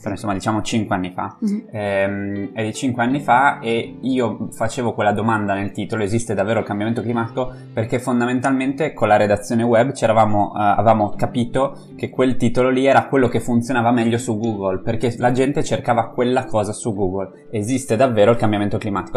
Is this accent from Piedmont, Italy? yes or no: no; Friuli-Venezia Giulia, Italy; in un piccolo comune del Friuli, come per esempio eh, quello da dove vengo io